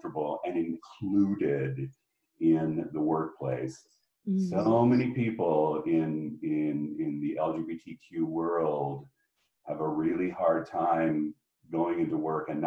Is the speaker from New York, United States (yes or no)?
no; Spokane, Washington, United States; I grew up in Spokane, Washington, and it was a great place to be from